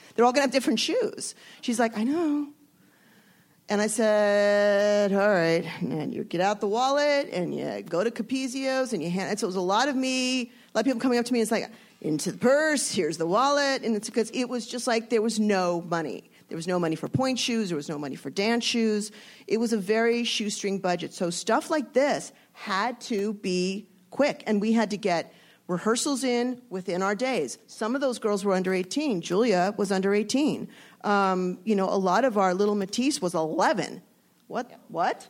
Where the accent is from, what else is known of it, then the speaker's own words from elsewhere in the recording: Los Angeles, California, United States; I grew up in the San Fernando Valley